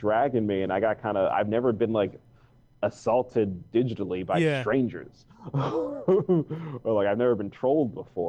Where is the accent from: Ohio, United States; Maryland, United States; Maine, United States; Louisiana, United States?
Maryland, United States; Baltimore; I am 16 years old and I'm from Baltimore, Maryland.